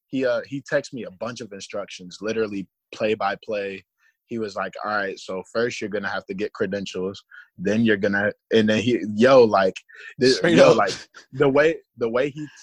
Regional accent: Tampa, Florida, United States; I'm from Tampa, so, you know, NASCAR out here is like, NASCAR in Florida is, you know, like a big deal, bro.

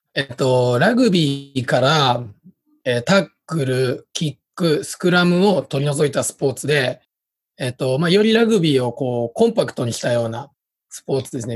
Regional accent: Osaka, Japan; accent: Kansai dialect; moved away as an adult; now in Tokyo, Japan; 大阪で、えっと、高校までいて、で、大学を機にこっちに出てきた感じです

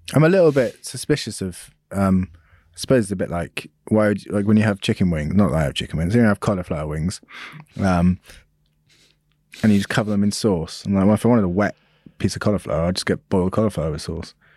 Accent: United Kingdom; being British

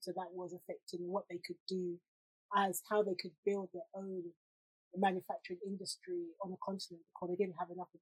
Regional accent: Jamaica; being a Jamaican girl

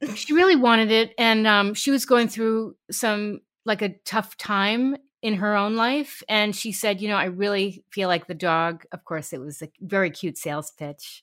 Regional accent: New York City, New York, United States; I grew up in New York City

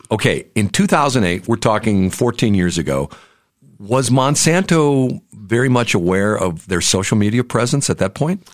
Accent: North County, St. Louis, Missouri, United States; I went to Hazelwood High School

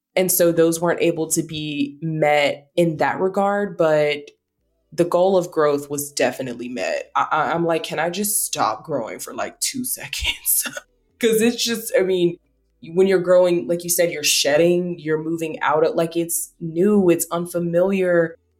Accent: the South, United States; we're from the South

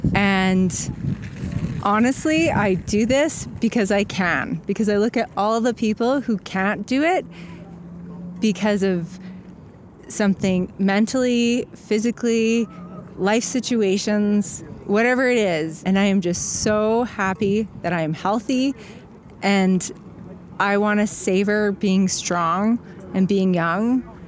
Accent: Calgary, Alberta, Canada; I'm from Calgary, Alberta, Canada

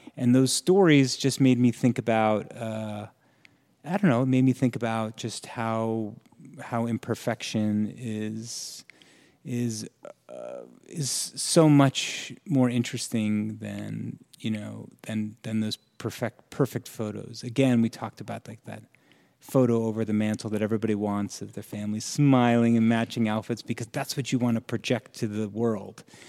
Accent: Florham Park, New Jersey, United States; I'm from New Jersey. So, I grew up in a very

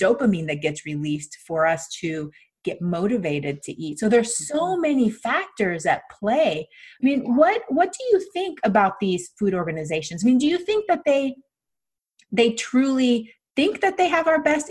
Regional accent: Panama; moved away; I'm from Panama

